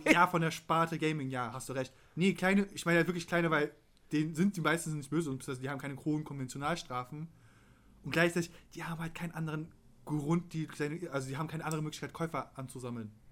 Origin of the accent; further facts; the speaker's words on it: Turkey; Oh, er hat mein BMW M3 als Türke bin ich sehr betroffen übrigens.